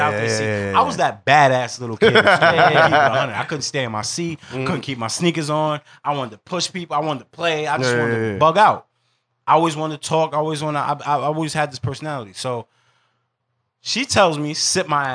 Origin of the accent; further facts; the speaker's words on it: New York City, New York, United States; I'm from Stevenson Commons. I'm from Castle Hill. My grandparents lived right off Virgil Place